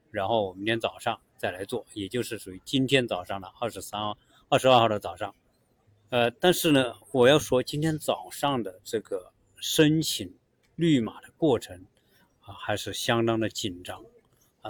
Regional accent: China; now in United States; 我们中国人做事

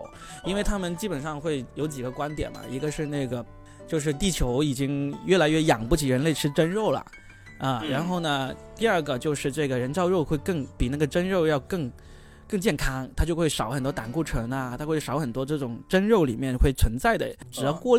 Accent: Guangdong, China; born or raised there

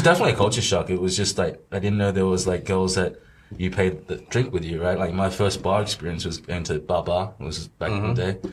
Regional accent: Australia; moved away as an adult; now in Shanghai, China; I was also able to be brought up in like an Australian society or the background. I still see myself as Australian

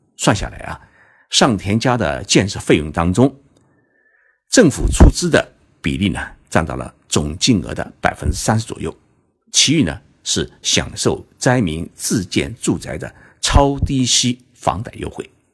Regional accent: China; 我们中国人

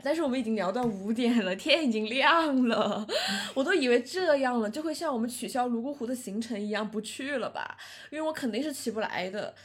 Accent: Sichuan, China; 小时候在四川的高速公路上会看到很多载猪的车

